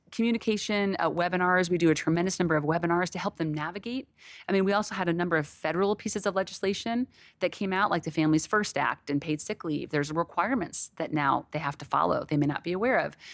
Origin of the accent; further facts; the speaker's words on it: Connecticut, United States; now in Texas, United States; I was raised in New England, um, in Connecticut, so I'm a huge seafood person